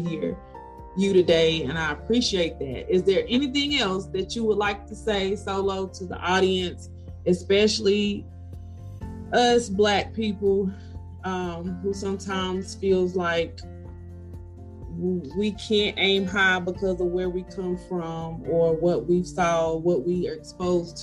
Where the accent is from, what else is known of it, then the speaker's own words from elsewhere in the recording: Salisbury, United States; I'm from Salisbury